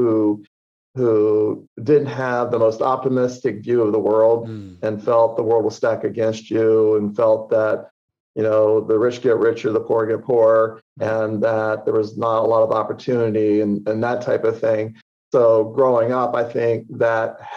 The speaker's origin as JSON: {"language": "English", "town": "Washington", "region": "District of Columbia", "country": "United States", "tie": "born or raised there", "said": "I grew up in the Washington, D.C. area"}